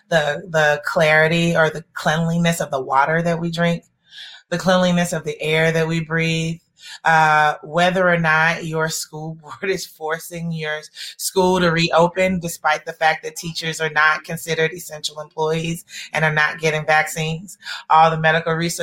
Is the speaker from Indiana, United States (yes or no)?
no; Atlanta, Georgia, United States; I grew up in Atlanta, and as you all probably know, we are raised on a steady diet of King quotes